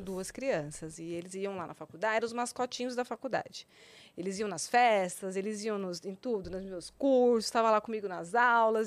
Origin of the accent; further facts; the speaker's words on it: São Paulo, Brazil; moved away as an adult; Eu nasci em São Paulo, né? Minha vida sempre foi aqui em São Paulo até mais ou menos os 19 anos, 20 anos, não, 21 anos